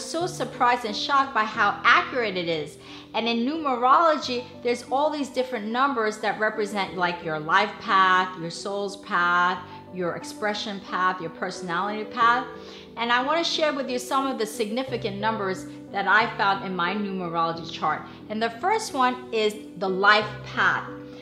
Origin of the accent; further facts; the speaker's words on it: Seoul, South Korea; I was born in Seoul, Korea on April 23rd, 1969